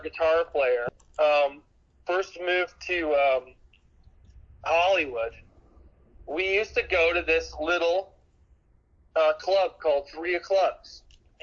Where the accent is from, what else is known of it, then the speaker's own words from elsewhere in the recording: Hamilton, Ontario, Canada; I grew up in Hamilton, Ontario